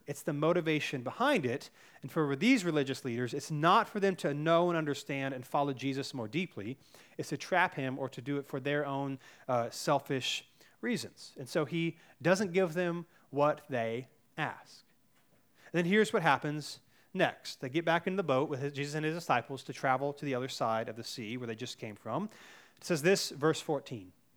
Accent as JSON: {"language": "English", "town": "Cary", "region": "North Carolina", "country": "United States", "tie": "born or raised there", "said": "I grew up in Cary, North Carolina, which is one of the safest places to live in all the United States"}